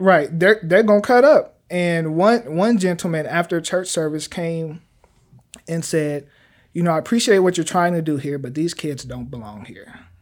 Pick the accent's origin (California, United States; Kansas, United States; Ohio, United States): Kansas, United States; Wichita; moved away as an adult; now in Oklahoma City, United States; I've been born and raised in Wichita, Kansas